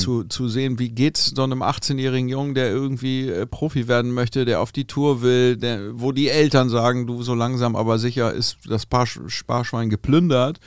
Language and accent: German; Hamburg, Germany; wir kommen aus Hamburg, äh, und, und sind hier irgendwie tennistechnisch verwurzelt.